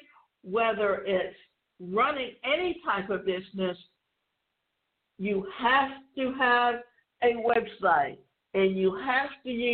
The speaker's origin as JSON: {"language": "English", "region": "southwestern Ontario", "country": "Canada", "tie": "born or raised there", "said": "southwestern Ontario, where I grew up"}